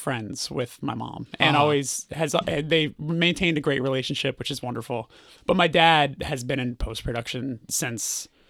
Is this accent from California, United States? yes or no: yes; Burbank, California, United States; Burbank, California.